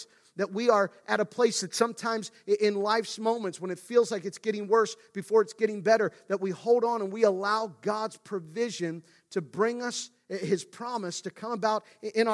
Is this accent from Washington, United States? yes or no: no; Central Pennsylvania, United States; I grew up in Central PA, but my family is originally from Western PA